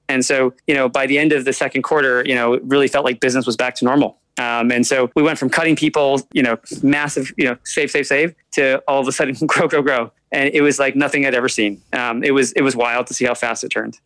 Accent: Albany, New York, United States; also born or lived in Bronx, New York; I was born in the Bronx, but I was primarily raised in upstate New York near yeah. Albany

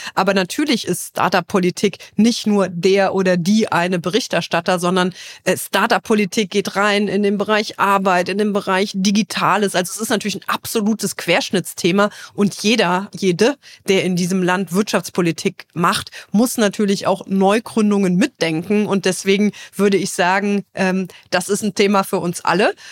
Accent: Trier, Rhineland-Palatinate, Germany; in meiner Heimat Trier.

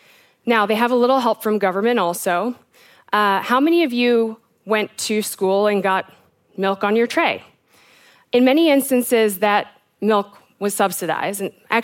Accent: South Africa; also born or lived in United States; So I am South African and American. I have lived and worked throughout Africa with a professional focus on food and agriculture.

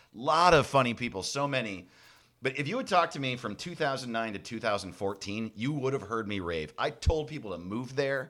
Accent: Orange County, New York, United States; moved away; also born or lived in Los Angeles; I grew up in Orange County, New York

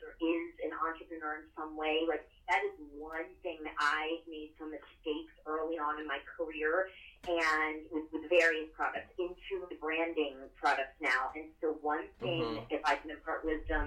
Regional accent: United States; also born or lived in Philadelphia, Pennsylvania / New Jersey; I grew up in Philly and Jersey

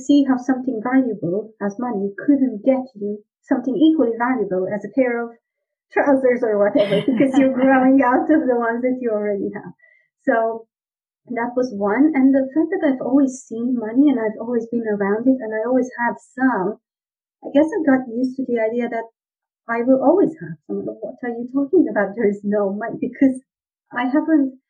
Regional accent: Romania; moved away; I was born in Romania

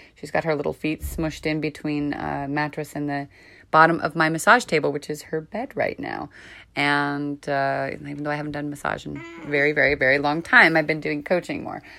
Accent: San Francisco, California, United States; also born or lived in Marin County, California; I've lived here I grew up here. I was born in San Francisco, a very different energy to here up north

